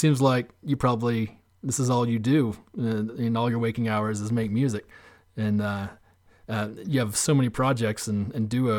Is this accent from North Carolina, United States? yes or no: yes; Asheville, North Carolina, United States; also born or lived in Wilmington, North Carolina / Nashville, Tennessee; I grew up here.